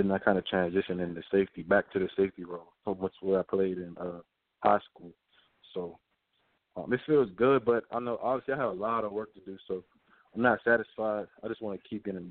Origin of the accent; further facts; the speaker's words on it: Washington, District of Columbia, United States; I'm from Washington, D.C., so everyone in my family is a Redskins fan